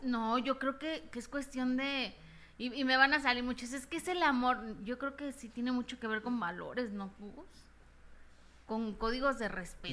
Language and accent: Spanish; Mexico; como mexicanos